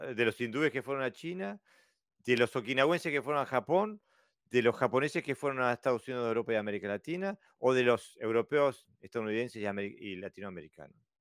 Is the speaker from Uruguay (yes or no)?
yes; Uruguay; now in Denmark; soy un uruguayo viviendo en Dinamarca